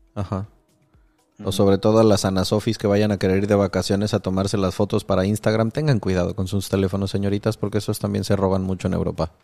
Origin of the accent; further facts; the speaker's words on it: Michoacán, Mexico; yo crecí en Michoacán